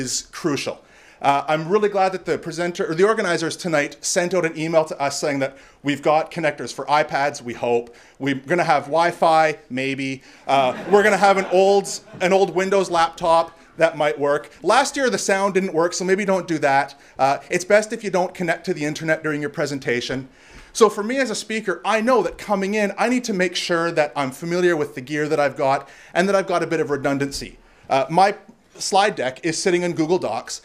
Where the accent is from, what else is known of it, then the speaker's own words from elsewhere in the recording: Canada; I'm Canadian